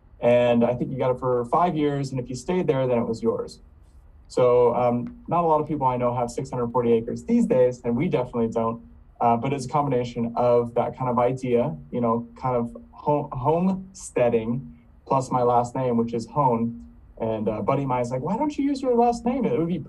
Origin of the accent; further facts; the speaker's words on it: East Coast, United States; I'm from the East Coast, I really think people would connect with nature.